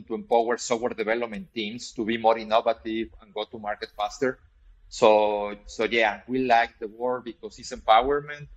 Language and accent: English; Mexico; I'm originally from Mexico